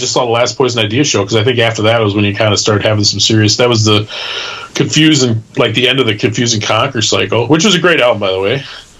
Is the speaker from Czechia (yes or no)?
no; Midwest, United States; being a Midwesterner